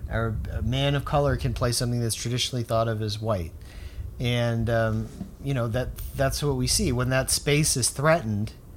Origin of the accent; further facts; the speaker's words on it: South Florida, United States; South Florida, where I'm from